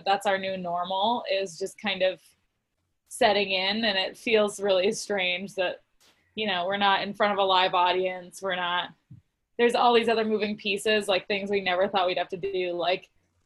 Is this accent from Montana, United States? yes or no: yes; Montana, United States; I grew up in Montana, so, you know, rodeoing is a huge part of the culture I grew up in.